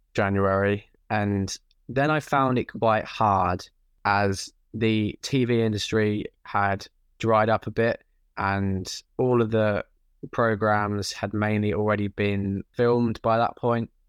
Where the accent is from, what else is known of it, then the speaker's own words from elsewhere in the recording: Norwich, East of England, United Kingdom; moved away as an adult; now in London, United Kingdom; I am originally from Norwich, and I always lived there until I moved to London for uni